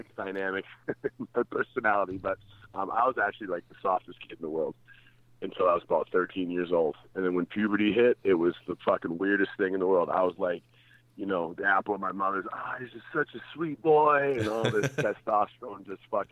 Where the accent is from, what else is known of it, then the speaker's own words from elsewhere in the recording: Calgary, Alberta, Canada; also born or lived in Toronto, Ontario; I left Toronto when I was 5 years old and went to Calgary